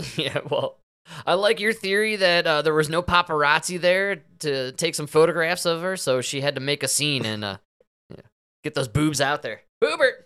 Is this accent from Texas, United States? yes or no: no; Denver, Colorado, United States; my hometown